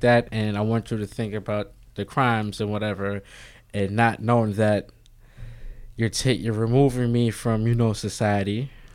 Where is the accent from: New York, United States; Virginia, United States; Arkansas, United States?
New York, United States; New York City; also born or lived in Bronx; I was born, originally I'm from Harlem. Right now, I live in the Bronx.